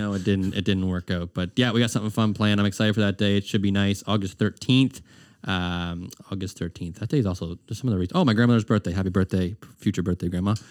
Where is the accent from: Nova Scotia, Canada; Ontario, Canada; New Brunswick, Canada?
Nova Scotia, Canada; Herring Cove; also born or lived in Armdale, Halifax; when I grew up in Heron Cove, and then when I moved to the city, I lived in Armdale